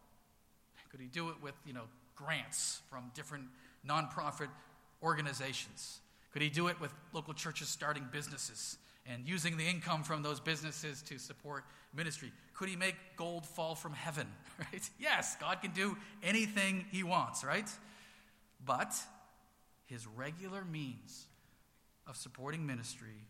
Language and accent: English; Haverhill, Massachusetts, United States; I grew up here in Haverhill, you know, K through 12 public schools here